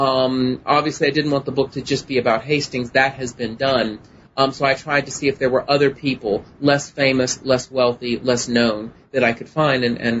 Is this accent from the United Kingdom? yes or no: no; Germany; born there; I actually was not born in the U.S. I was born in Germany on an Air Force base.